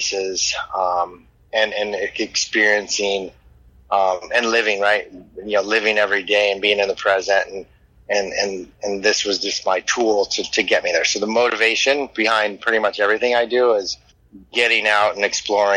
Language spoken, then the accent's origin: English; Alaska, United States; also born or lived in Anchorage, Alaska; I was raised in Alaska in a little native village in western Alaska with maybe 100 people.